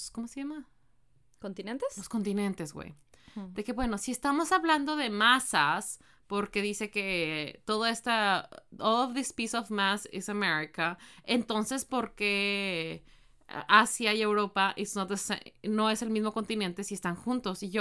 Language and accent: Spanish; Mexico; si México no es parte de Norteamérica, entonces ¿por qué somos parte del Tratado de Libre de Comercio de Norteamérica?